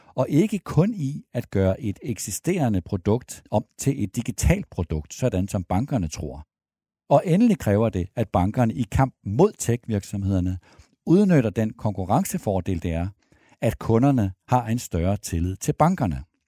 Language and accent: Danish; Denmark; vi danskere